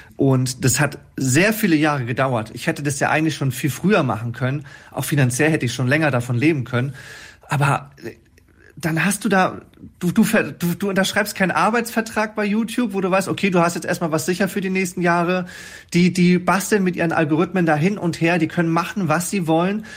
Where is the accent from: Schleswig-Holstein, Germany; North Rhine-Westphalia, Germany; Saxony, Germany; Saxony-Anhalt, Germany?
Schleswig-Holstein, Germany; Wesselburen; Wesselburn ist zwar eine Stadt, aber wir ja. haben 3000 Einwohner